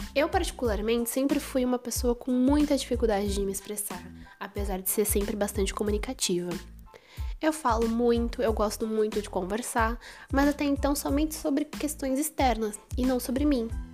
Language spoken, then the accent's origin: Portuguese; São Paulo, Brazil; sou de São Paulo